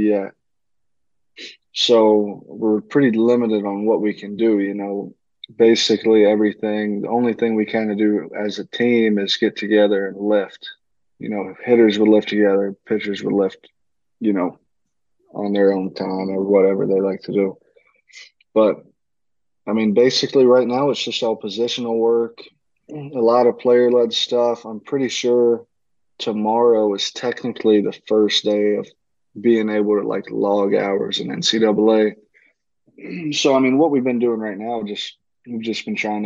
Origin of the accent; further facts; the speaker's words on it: Huntingdon, Tennessee, United States; also born or lived in Alaska; I'm from Huntingdon